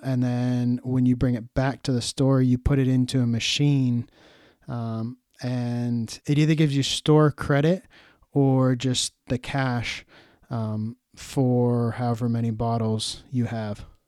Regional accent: United States; as an American

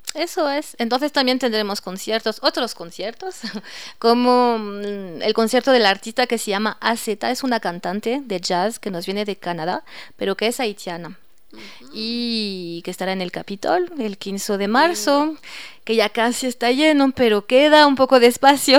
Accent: Nantes, Pays de la Loire, France; moved away as an adult; now in Ecuador; Yo vengo del oeste de Francia, cerca del Atlántico, Nantes, la ciudad de Nantes

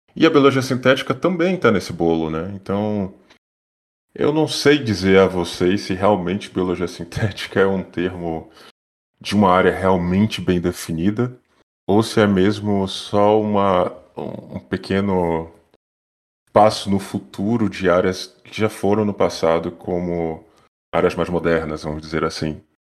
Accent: Bahia, Brazil; first language Portuguese; moved away as an adult; now in France; eu sou baiano, fiz na Universidade Federal da Bahia

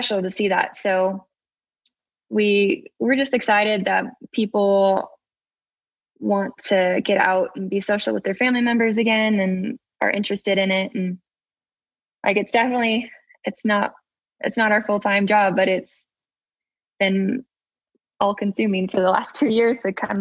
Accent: Pacific Northwest, United States; now in Salt Lake City, United States; I grew up in the Pacific Northwest

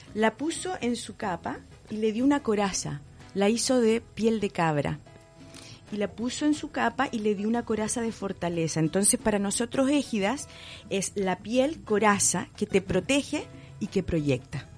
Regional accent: Chile; mi país

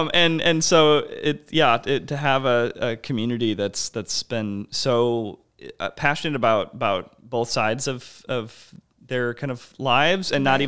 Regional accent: Silver Spring, Maryland, United States; it's I was growing up in Silver Spring, Maryland, and there was this theater there that's still there now.

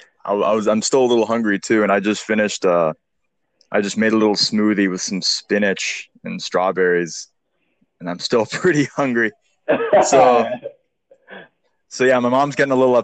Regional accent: Houston, Texas, United States; I'm from Houston, Texas

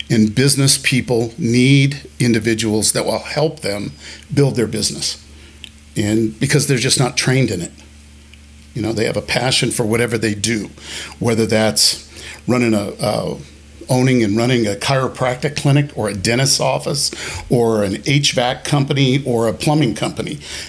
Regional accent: Colorado, United States; also born or lived in Germany; I grew up in Germany a little bit, on the East Coast a little bit, the West Coast a little bit. And then finally, my dad retired in Colorado, and I became a Colorado boy and have been here ever since.

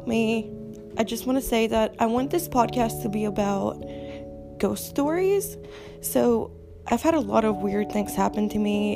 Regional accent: Romania; English is a second language; now in United States; I was born in Romania, and I've been in America for quite a few years, but all my friends made fun of me for the fact that I can't say TH.

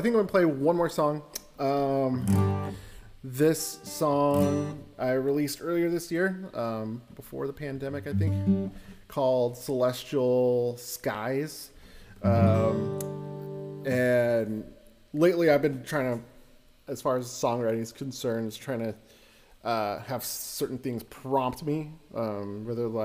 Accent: northern Utah, United States; growing up in Utah, I was a member of the church technically in high school

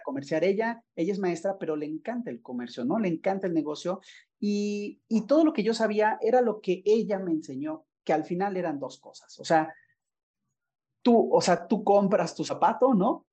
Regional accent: Puebla, Mexico; moved away as an adult; also born or lived in Mérida, Yucatán; yo soy poblano, pero regresé, siempre quise regresar a trabajar y estar en Puebla viviendo

